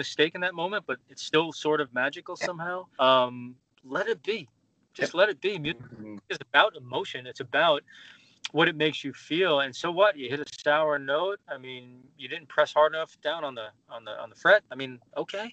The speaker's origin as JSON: {"language": "English", "town": "New York City", "region": "New York", "country": "United States", "tie": "born or raised there", "said": "I grew up in New York"}